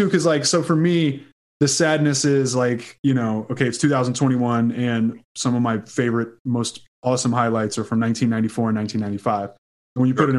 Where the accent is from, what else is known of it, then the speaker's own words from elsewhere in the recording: Houston, Texas, United States; I'm from Houston.